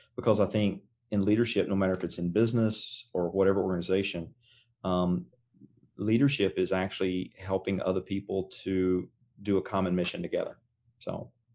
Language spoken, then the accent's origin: English; Greeneville, Tennessee, United States; moved away as an adult; now in Oklahoma, United States; I grew up in, uh, a little town in East Tennessee. Um, And, uh, it's, it was east of Knoxville, west of the Tri-City, so the town, um, it's called Greenville.